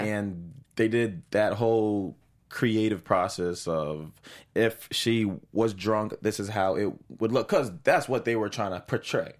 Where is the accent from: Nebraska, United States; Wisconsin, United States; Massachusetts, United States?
Massachusetts, United States; Boston; I'm originally from Boston